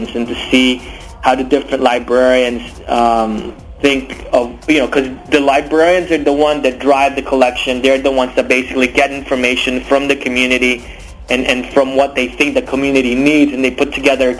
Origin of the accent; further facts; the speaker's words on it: Philippines; also born or lived in Illinois / Colorado; now in Los Angeles County, United States; I coming from a tropical country, I'm from the Philippines